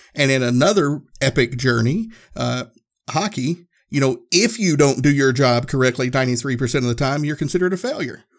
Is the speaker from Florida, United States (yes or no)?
no; Tennessee, United States; I grew up in Tennessee